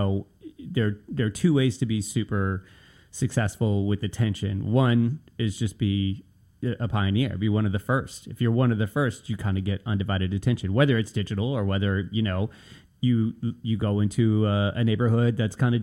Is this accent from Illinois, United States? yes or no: no; Nashville, Tennessee, United States; also born or lived in Brooklyn, New York; now in New York, United States; when I was a kid growing up in Nashville